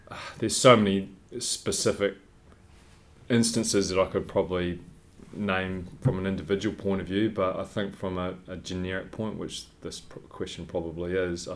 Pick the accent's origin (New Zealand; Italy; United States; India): New Zealand; Growing up in New Zealand on Sunday mornings